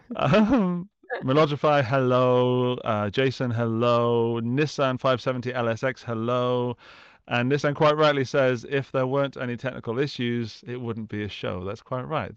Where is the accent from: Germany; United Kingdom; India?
United Kingdom; as a Brit